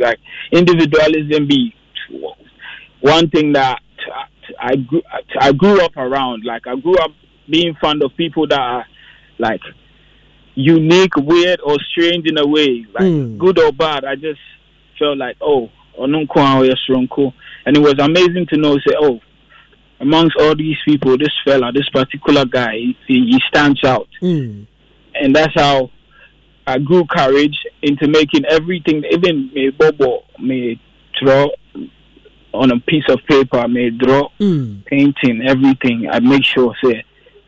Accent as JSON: {"language": "English", "town": "Tema", "region": "Greater Accra", "country": "Ghana", "tie": "born or raised there", "said": "I'm born and raised in Tema"}